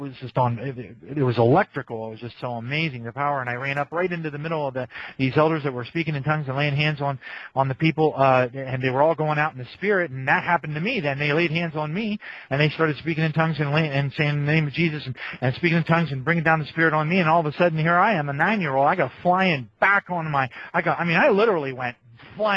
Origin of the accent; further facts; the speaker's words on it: Hummelstown, Pennsylvania, United States; I was born and raised in Pennsylvania, southern central Pennsylvania to be exact